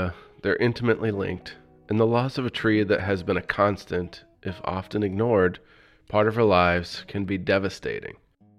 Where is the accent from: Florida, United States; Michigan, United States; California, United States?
Michigan, United States; Livonia; moved away; I grew up in Livonia, and my parents still call it home.